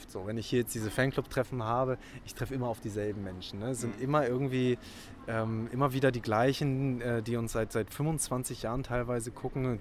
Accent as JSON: {"language": "German", "region": "Hamburg", "country": "Germany", "tie": "born or raised there", "said": "ich bin, ich bin ja in Hamburg groß geworden"}